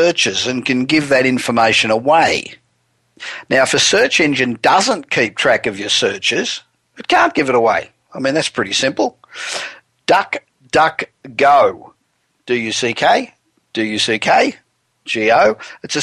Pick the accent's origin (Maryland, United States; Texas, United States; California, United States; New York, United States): California, United States; Los Angeles; coming to you from my hometown of Los Angeles